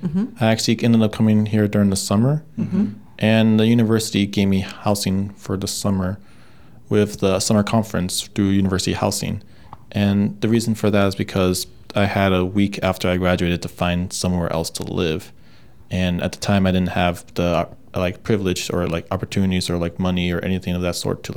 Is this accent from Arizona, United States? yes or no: yes; Apache Junction, Arizona, United States; also born or lived in Compton, California; now in Chico, United States; Originally, I'm from Apache Junction, Arizona.